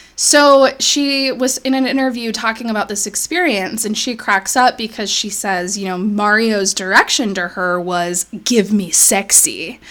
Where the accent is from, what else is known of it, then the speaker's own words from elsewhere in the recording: United States; as American people that grew up in the United States